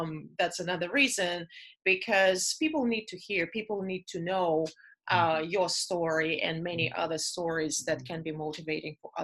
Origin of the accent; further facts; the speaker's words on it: Russia; moved away as an adult; now in United States; Russia because this is my home. This mm-hmm. is where I grew up